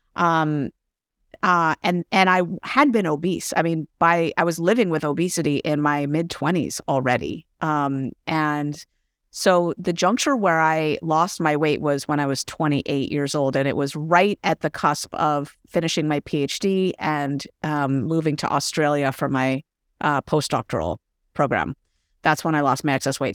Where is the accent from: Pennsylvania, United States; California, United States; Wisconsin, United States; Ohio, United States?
California, United States; San Francisco; also born or lived in San Jose / Berkeley; I'm from San Francisco originally, born and raised.